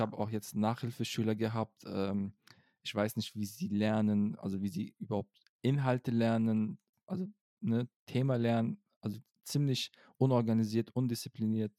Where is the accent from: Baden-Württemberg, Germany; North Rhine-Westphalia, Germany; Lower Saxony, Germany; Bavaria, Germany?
North Rhine-Westphalia, Germany; Cologne; ich bin Kölsche ja. Jung